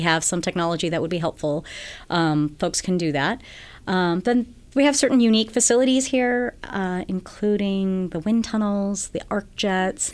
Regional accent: Guam; moved away as an adult; also born or lived in New York; now in California, United States; I'm from Guam originally.

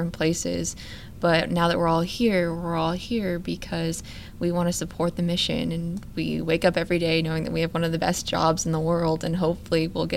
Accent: Stillwater, Oklahoma, United States; moved away as an adult; now in Houston, United States; I come from Oklahoma State, a little town of Stillwater

